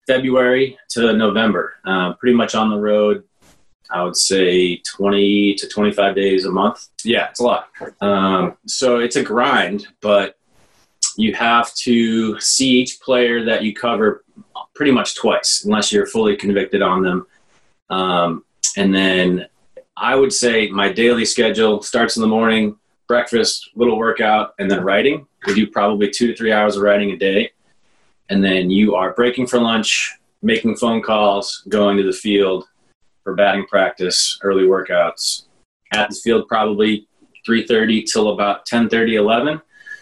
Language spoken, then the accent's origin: English; Plymouth, Massachusetts, United States; now in Dorchester, Boston, United States; I grew up in Plymouth and commuted to BC High for 4 years